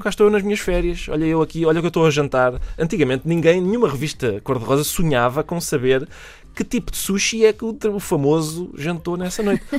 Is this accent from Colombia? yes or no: no; Minho, Portugal; da paisagem do Minho, de onde eu sou oriundo